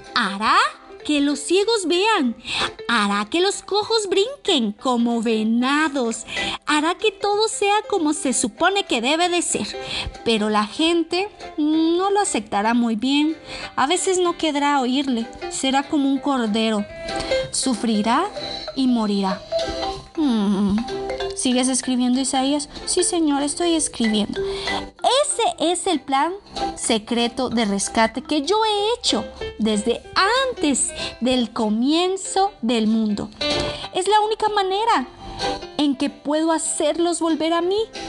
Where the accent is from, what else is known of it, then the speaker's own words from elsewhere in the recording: Costa Rica; now in Mexico City, Mexico; Yo estoy desde la Ciudad de México porque aquí vivo actualmente, pero también represento a Costa Rica porque es el país donde yo nací